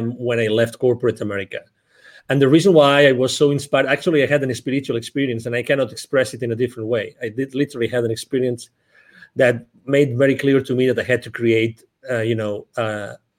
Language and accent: English; near Barcelona, Catalonia, Spain; English is a second language; moved away as an adult; now in Dallas, United States; I was born originally near Barcelona in Spain. I lived in Dallas, Texas. I lived here for the last 10 years